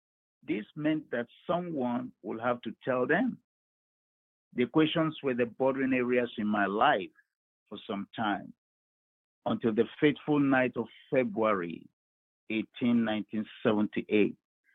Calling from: Baltimore, Maryland, United States; I'm calling from Baltimore here in Maryland.

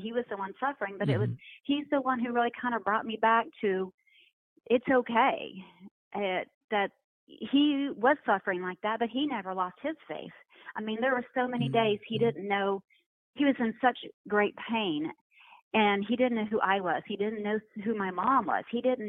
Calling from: Dallas, Texas, United States; I'm actually in the Dallas, Texas area.

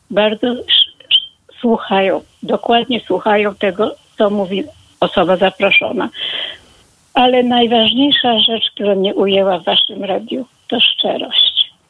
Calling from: Warsaw, Masovian Voivodeship, Poland; Dochodzi, dochodzi, bo jestem z Warszawy.

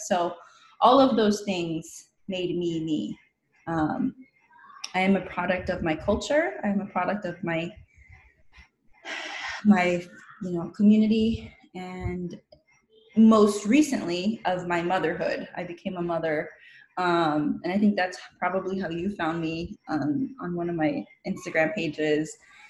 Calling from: Coachella Valley, Southern California, United States; The community that I come from made me me. I'm calling in from the Coachella Valley, which is stolen Kuya land. That's in Southern California.

